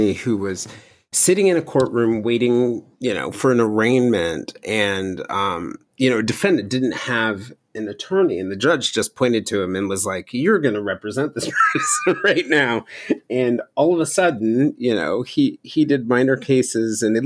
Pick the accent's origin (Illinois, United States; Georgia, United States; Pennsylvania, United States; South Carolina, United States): Georgia, United States; Cobb County; I grew up in Cobb County, Georgia